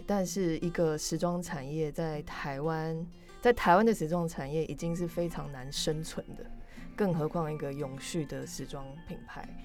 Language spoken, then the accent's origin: Chinese; Canada; moved away as an adult; now in Taiwan; 我从小就在加拿大长大